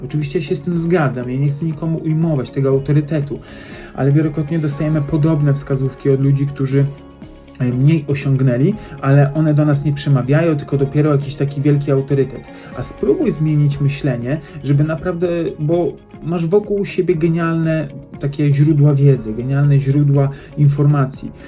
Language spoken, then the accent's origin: Polish; Poland; jesteśmy Poland